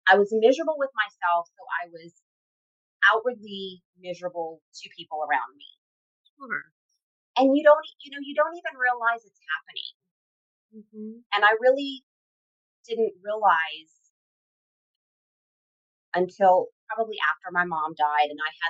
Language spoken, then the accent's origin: English; Louisiana, United States; moved away as an adult; also born or lived in California; now in Houston, United States; growing up in Louisiana.